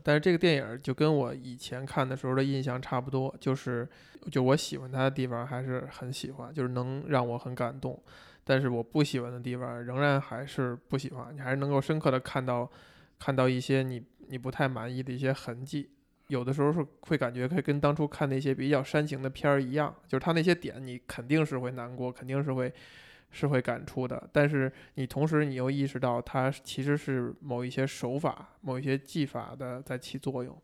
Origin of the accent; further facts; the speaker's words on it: Beijing, China; 像我这种从小儿就在北京长大的人